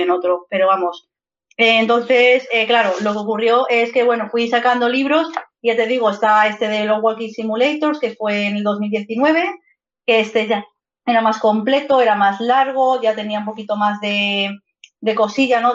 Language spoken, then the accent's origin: Spanish; Madrid, Community of Madrid, Spain; moved away as an adult; now in Zaragoza, Spain; nací en Madrid y he estado toda la vida viviendo en Madrid, en el barrio de Vallecas pero actualmente hace un par de meses me he venido a vivir aquí a Zaragoza con mi pareja